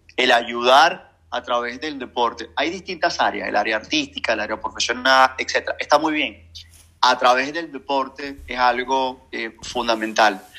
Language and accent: Spanish; Venezuela; Como venezolano